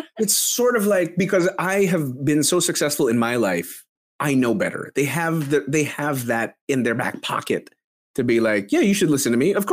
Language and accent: English; Philippines; you fools! I'm Filipino.